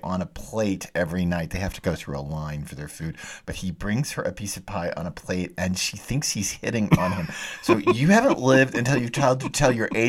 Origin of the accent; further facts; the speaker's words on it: Texas, United States; I'm a Texan